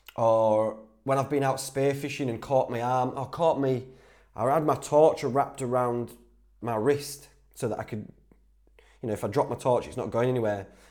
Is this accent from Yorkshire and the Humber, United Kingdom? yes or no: yes; Whitby, Yorkshire and the Humber, United Kingdom; accent: Geordie twang, mixture of Yorkshire; I'm from the Northeast anyway. I'm from Whitby, so we pick up a bit of that Geordie twang. It's like a mixture of Yorkshire and, and, and all sorts of stuff in Whitby